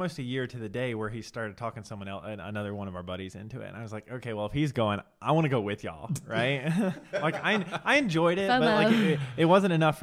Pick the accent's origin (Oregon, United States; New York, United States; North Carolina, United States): North Carolina, United States; the guy who does it in North Carolina the most does it out of my hometown